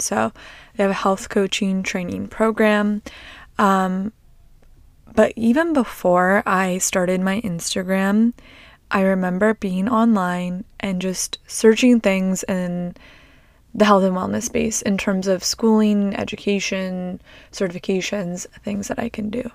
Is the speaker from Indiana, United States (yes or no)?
no; Long Beach, California, United States; I grew up in Long Beach, Long Beach, Seal Beach area